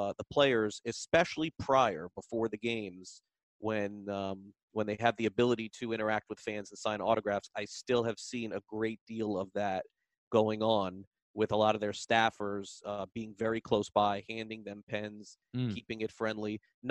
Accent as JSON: {"language": "English", "region": "South Florida", "country": "United States", "tie": "born or raised there", "said": "growing up in South Florida, going to Pompano Park."}